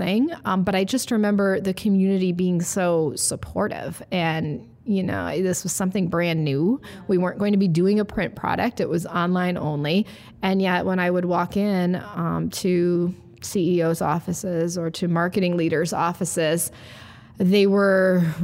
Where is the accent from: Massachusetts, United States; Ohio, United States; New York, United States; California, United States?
Ohio, United States; Cleveland; moved away as an adult; also born or lived in Evanston, Illinois; now in Sioux Falls, United States; I'm originally from Cleveland, Ohio